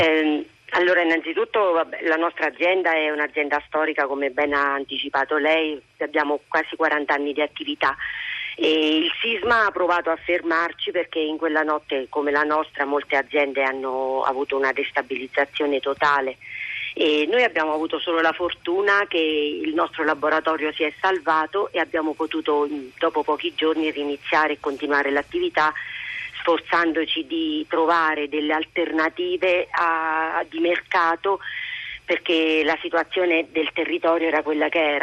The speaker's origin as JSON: {"language": "Italian", "town": "L'Aquila", "region": "Abruzzo", "country": "Italy", "said": "pur essendo io aquilana"}